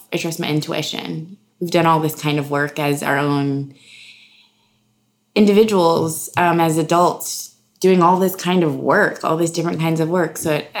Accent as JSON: {"language": "English", "town": "Houston", "region": "Texas", "country": "United States", "tie": "born or raised there", "moved": "yes", "said": "I'm from Houston, Texas. Uh-huh. I have born and raised, Texas"}